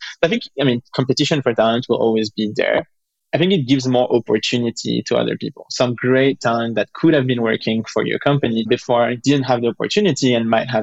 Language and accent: English; France; we're both from France